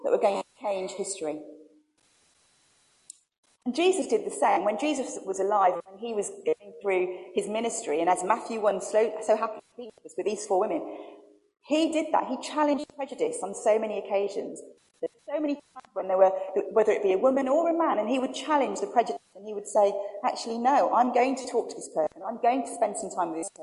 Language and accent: English; Birmingham, West Midlands, United Kingdom; I'm from Birmingham